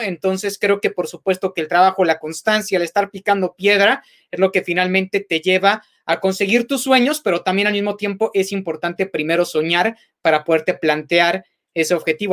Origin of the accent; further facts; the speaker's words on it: Mexico; como aficionado mexicano